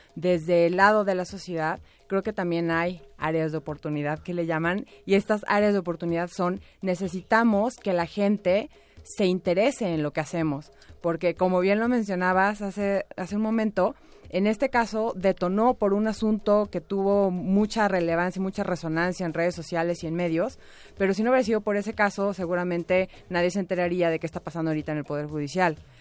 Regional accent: Mexico; nosotros como mexicanos y mexicanas, nuestro país

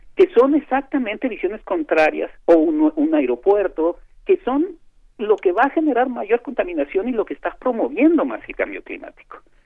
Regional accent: Mexico; como mexicanos

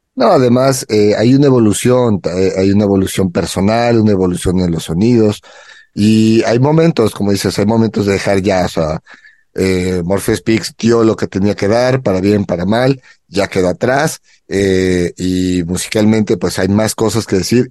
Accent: Mexico City, Mexico; ahora nos toca a la Ciudad de México apoyar a nuestra gente

